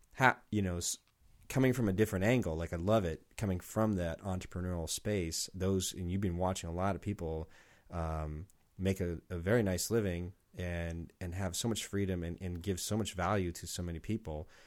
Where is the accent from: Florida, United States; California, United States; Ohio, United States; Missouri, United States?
California, United States; San Diego; moved away as an adult; now in Portland, United States; I'm from San Diego